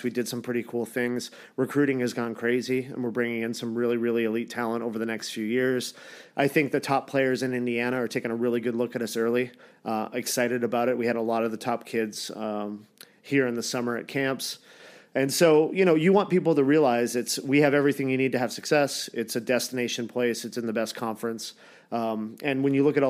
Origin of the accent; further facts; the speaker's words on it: Toronto area, and London, Ontario, Canada; now in United States; I'm from Toronto land area, and London, Ontario